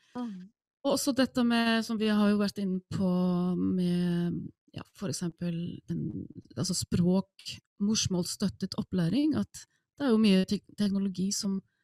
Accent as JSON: {"language": "Norwegian", "country": "Iceland", "second_language": "Norwegian", "moved": "as an adult", "lives_now": "Norway", "said": "jeg er opprinnelig islending"}